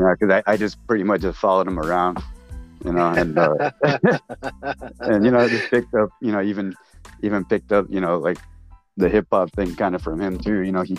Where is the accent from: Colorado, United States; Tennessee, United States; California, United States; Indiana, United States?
California, United States; Torrance; born there; I was born in South Bay, Torrance, California.